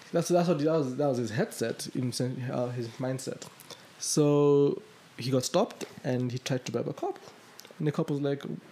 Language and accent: English; Kenya; as a Kenyan